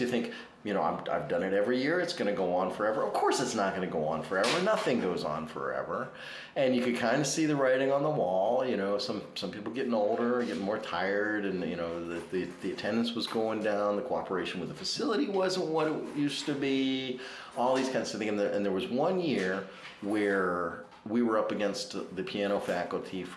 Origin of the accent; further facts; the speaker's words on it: Prince William County, Virginia, United States; moved away; I grew up in Prince William County, Virginia, which is right next to Loudoun County